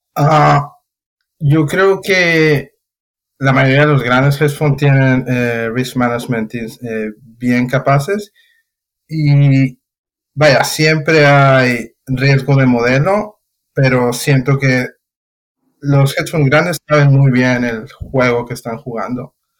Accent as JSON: {"language": "Spanish", "country": "Mexico", "moved": "as an adult", "said": "hace nueve años que salí de México"}